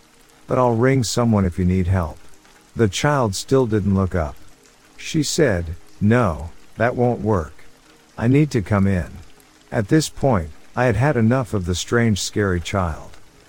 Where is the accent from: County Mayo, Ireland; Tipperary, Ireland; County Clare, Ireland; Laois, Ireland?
County Clare, Ireland; now in United States; I'm originally from Ireland. I moved to the States roughly 20 years ago. This story takes place in County Clare, Ireland, when I was about 15 years old.